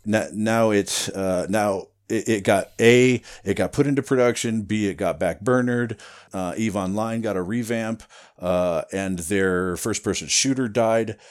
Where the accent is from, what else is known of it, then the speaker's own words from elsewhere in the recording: Iowa, United States; moved away as an adult; also born or lived in Running Springs, California; now in Wrightwood, United States; I grew up in Iowa